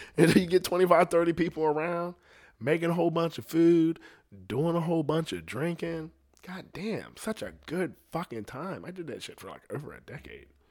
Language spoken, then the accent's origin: English; United States; I'm from America.